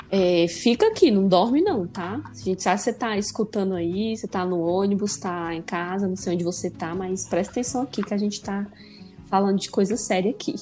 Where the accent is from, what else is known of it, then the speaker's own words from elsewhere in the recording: Ceará, Brazil; now in São Paulo, Brazil; lá no meu país, Ceará